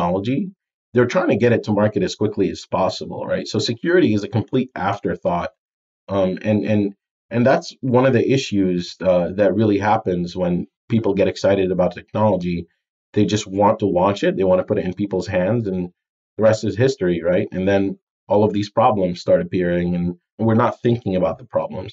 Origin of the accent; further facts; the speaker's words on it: United Arab Emirates; moved away; also born or lived in Jordan; I'm from Jordan in the Middle East, and I grew up in the UAE, Dubai, Abu Dhabi area